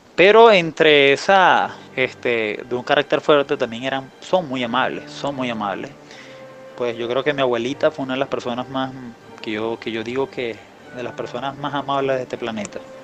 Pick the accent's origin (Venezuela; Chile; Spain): Venezuela; Falcón; moved away as an adult; now in Colombia; yo nací en Venezuela, en la costa norte, se llama el estado Falcón